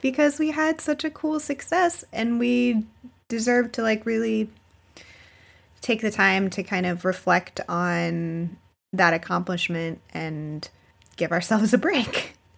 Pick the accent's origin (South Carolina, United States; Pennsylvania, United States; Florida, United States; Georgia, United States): Florida, United States; South; moved away; also born or lived in Baltimore; I grew up in South Florida, um, in a very kind of touristy, beachy area